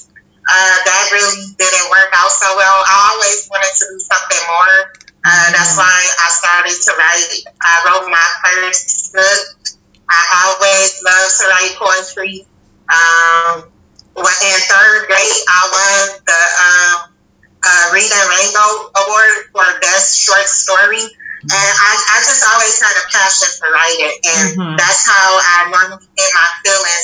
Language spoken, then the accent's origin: English; Milwaukee, Wisconsin, United States; also born or lived in New Orleans, Louisiana; I was raised in Milwaukee, Wisconsin